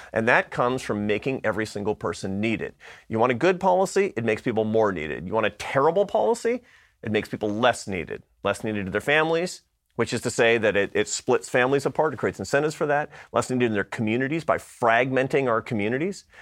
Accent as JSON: {"language": "English", "town": "Seattle", "region": "Washington", "country": "United States", "moved": "yes", "said": "I come from Seattle, Washington"}